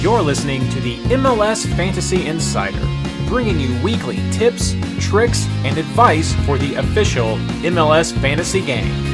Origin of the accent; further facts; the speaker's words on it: Texas, United States; I'm from Texas